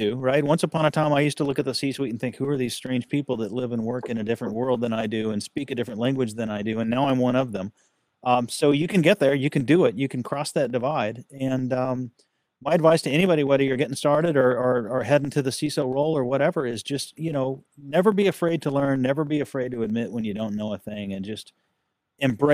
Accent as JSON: {"language": "English", "region": "Texas", "country": "United States", "said": "I'm a Texan"}